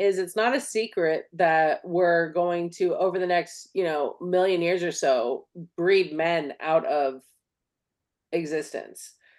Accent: California, United States; as a Californian

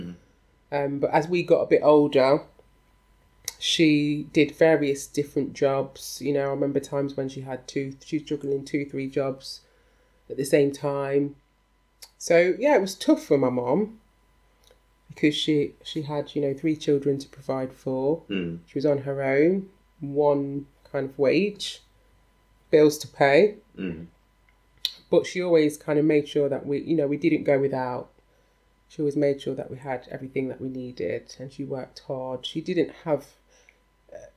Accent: Leicester, East Midlands, United Kingdom; I'm from Leicester in England

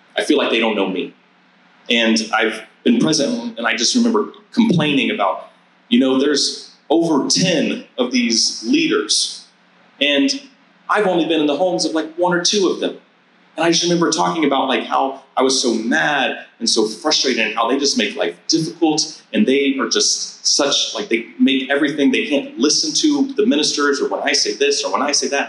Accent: San Antonio, Texas, United States; moved away as an adult; I grew up in San Antonio, Texas, in a, in a church community that I was part of from the time that I was born to the time that I was 18 years old and left uh, for college

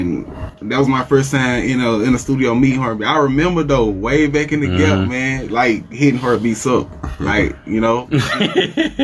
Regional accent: Prentiss, Mississippi, United States; I'm from Prentice, Mississippi

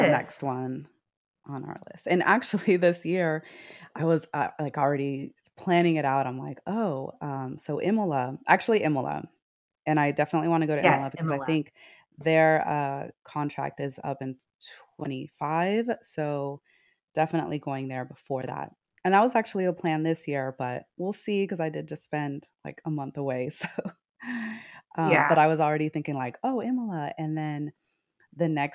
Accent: Houston, Texas, United States; we're from Houston, so you know all about the humidity.

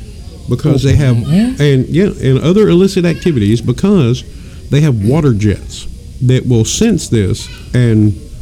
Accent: the South, United States; I'm from the South.

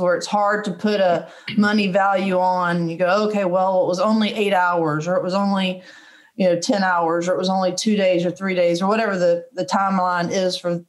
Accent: Powder Springs, Georgia, United States; also born or lived in Marietta, Georgia; I'm from Marietta, from Powder Springs. Every relative I have is within a 25 mile radius

